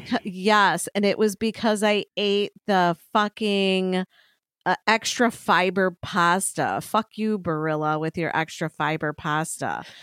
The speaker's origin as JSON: {"language": "English", "town": "Chicago", "region": "Illinois", "country": "United States", "said": "we're from Chicago"}